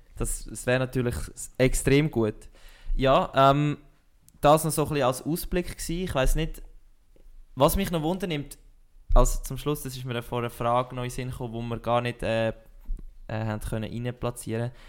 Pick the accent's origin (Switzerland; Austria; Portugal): Switzerland; wir als, als Schweizer Sportpodcaster